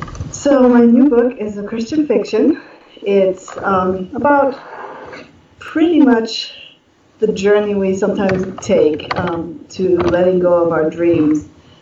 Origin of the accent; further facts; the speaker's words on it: Germany; But I grew up in Germany. My parents are German. My grandparents are German. I have my cousins over in Germany.